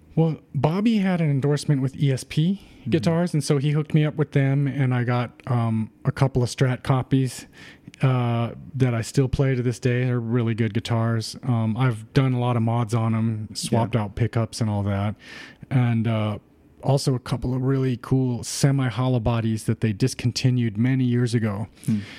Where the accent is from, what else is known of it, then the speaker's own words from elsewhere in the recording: Rosemead, California, United States; I grew up in the San Gabriel Valley, you know, um, in a town called Rosemead, which is next to Pasadena